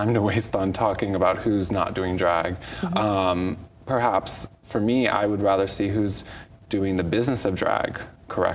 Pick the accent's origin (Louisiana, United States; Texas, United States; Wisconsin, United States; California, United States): California, United States; San Francisco; I grew up on Castro Street